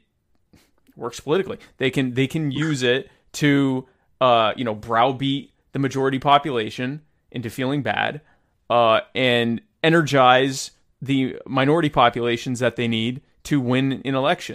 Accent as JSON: {"language": "English", "region": "the South", "country": "United States", "tie": "born or raised there", "said": "I was raised in the South and sound like this."}